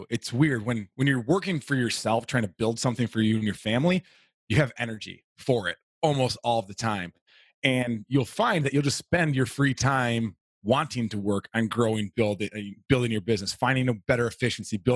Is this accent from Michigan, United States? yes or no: no; Florida, United States; also born or lived in Alaska; I was actually born in Alaska. My dad was working in the oil fields in Prudhoe Bay. So I was born there, moved to Florida through most of elementary and part of middle school.